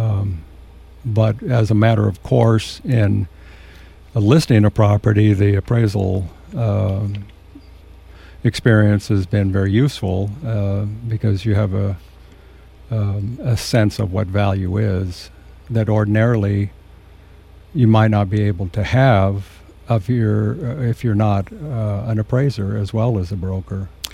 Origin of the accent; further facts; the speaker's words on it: San Luis Obispo, California, United States; also born or lived in San Diego / Nipomo; I was born and raised in San Luis Obispo